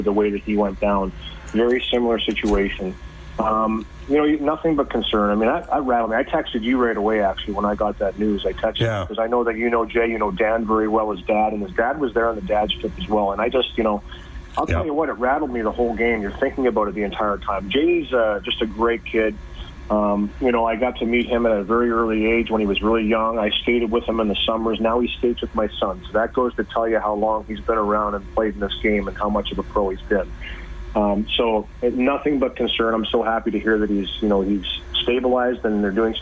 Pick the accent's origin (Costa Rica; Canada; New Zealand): Canada; Port Elgin, Ontario; my hometown in Port Elgin in Ontario